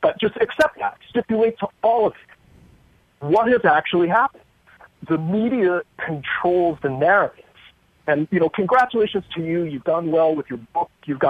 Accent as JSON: {"language": "English", "town": "San Francisco", "region": "California", "country": "United States", "said": "I'm a liberal from San Francisco"}